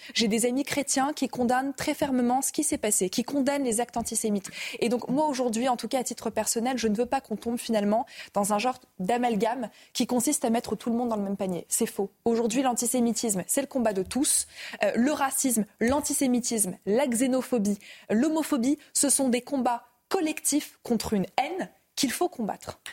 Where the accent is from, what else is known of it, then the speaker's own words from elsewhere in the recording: France; en tant que juive, en tant que française